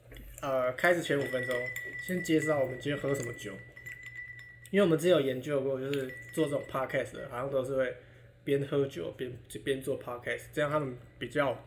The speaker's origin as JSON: {"language": "Chinese", "town": "Hsinchu", "country": "Taiwan", "tie": "born or raised there", "moved": "yes", "lives_now": "Taipei, Taiwan", "said": "我们就是新竹新竹长大嘛，啊，你知道新竹的路就是那种很大嘛，很宽嘛，啊也没什么车，"}